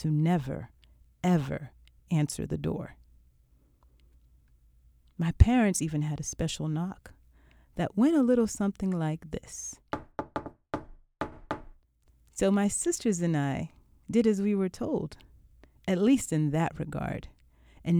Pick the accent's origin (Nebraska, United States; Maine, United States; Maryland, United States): Maryland, United States; Laurel; Growing up in the Washington, D.C. suburbs of Laurel, Maryland during the 70s was a somewhat insular experience